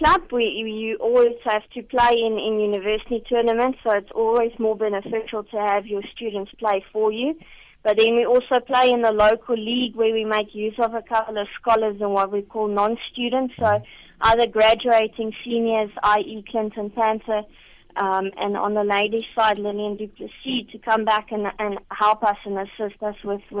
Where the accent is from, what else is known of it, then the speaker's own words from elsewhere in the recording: South Africa; going to represent as a South African at the tournament as a technical judge